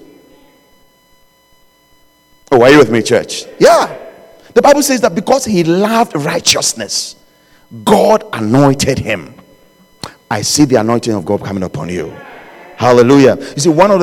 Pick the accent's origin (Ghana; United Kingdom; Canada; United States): Ghana; where I was born in Ghana, we used to have chickens